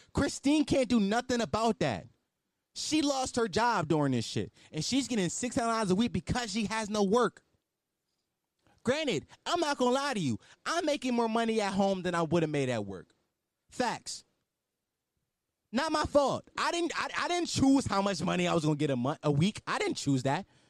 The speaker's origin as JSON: {"language": "English", "town": "Philadelphia", "region": "Pennsylvania", "country": "United States", "said": "I'm from West Oak Lane."}